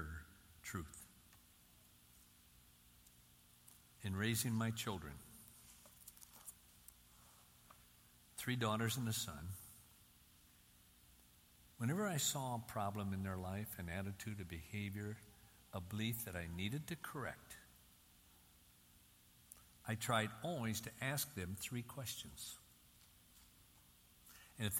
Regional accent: Union City, Michigan, United States; growing up in Union City, Michigan, on the farm right on the city limits

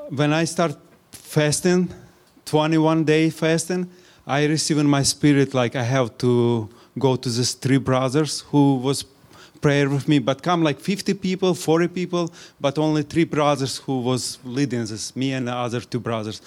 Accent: Ukraine; English is a second language; now in Springfield, United States; I'm from Springfield, but I'm Ukrainian

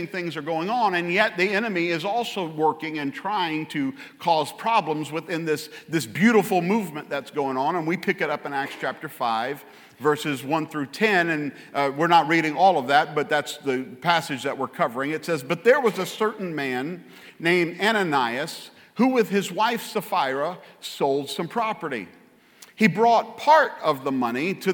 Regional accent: Louisiana, United States; I'm from Louisiana

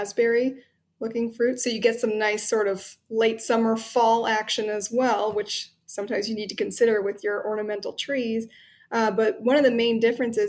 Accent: Ontario, Canada; now in Chicago, United States; I'm actually originally from Ontario up in Canada

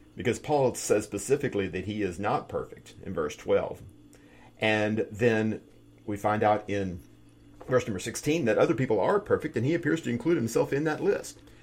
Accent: United States; as American as I am

